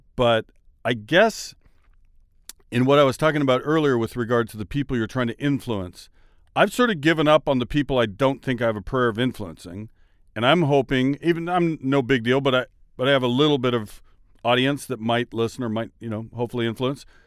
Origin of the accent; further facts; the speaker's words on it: Washington, United States; I'm from Washington State